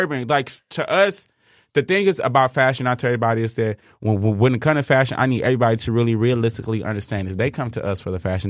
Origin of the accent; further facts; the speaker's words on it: Inkster, Michigan, United States; we're from Inkster